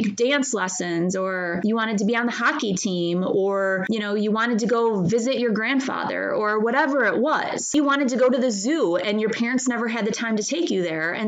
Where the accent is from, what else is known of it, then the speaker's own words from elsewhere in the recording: Midwest, United States; where I grew up in the Midwest